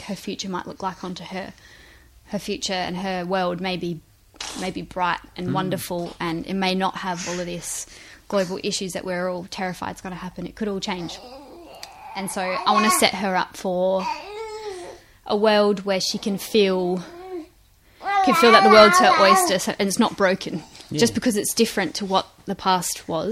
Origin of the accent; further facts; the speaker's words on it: Strathalbyn, South Australia, Australia; me growing up in Strathalbyn, in a small country town